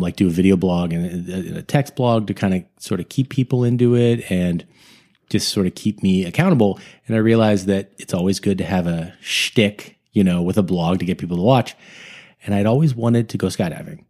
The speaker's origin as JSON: {"language": "English", "town": "Sunnyvale", "region": "California", "country": "United States", "tie": "born or raised there", "moved": "yes", "lives_now": "Los Angeles, United States", "said": "I am from the Northern California, the Bay Area up there, from, uh, Sunnyvale, which is a suburb of San Jose"}